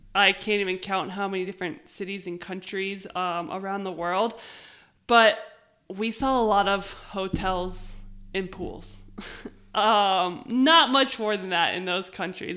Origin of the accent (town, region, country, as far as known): United States